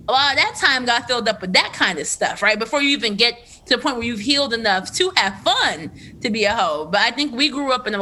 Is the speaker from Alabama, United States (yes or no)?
no; Trenton, New Jersey, United States; I'm from Trenton, which is right outside of Philadelphia